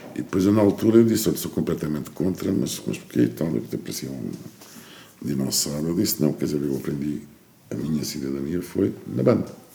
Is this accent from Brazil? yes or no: no; Portugal; na minha terra, em Lourdes